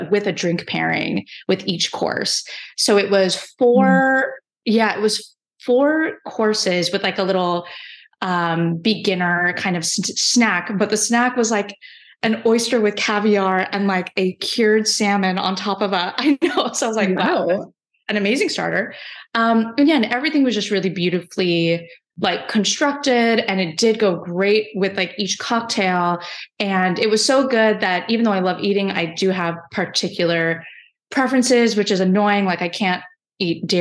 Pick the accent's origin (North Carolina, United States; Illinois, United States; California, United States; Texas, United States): California, United States; Bay Area; moved away as an adult; I live in San Francisco. I'm from the Bay Area originally, but it took like 10 years to get home through graduate school